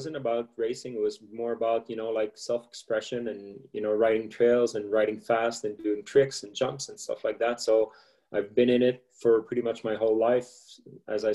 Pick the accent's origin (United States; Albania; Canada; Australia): Canada; Montreal, Quebec; I come from Montreal, so living in inner city